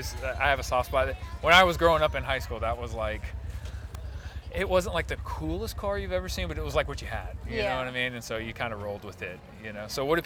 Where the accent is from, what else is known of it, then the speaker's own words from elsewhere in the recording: Houston, Texas, United States; I'm from Houston